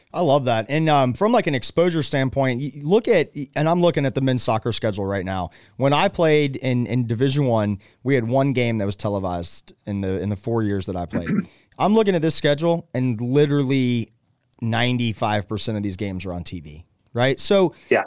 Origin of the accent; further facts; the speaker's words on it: the South, United States; I grew up in the South